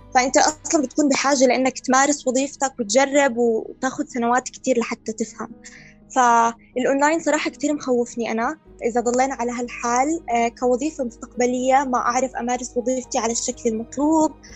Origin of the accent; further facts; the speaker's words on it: Jordan; عندنا في الاردن